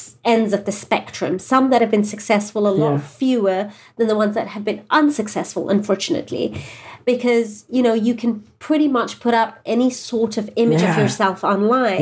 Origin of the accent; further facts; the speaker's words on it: England, United Kingdom; moved away as an adult; now in Southern California, United States; we're from England originally, and we've only been here a couple of years